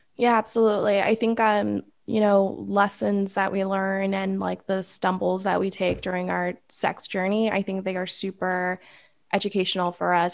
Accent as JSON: {"language": "English", "town": "Los Angeles", "region": "California", "country": "United States", "said": "I am from the San Fernando Valley in Los Angeles, California"}